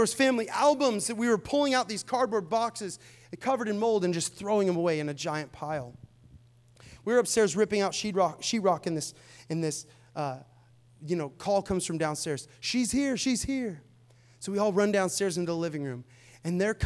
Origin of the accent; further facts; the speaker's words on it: Seattle, Washington, United States; now in Tampa, United States; I'm from Seattle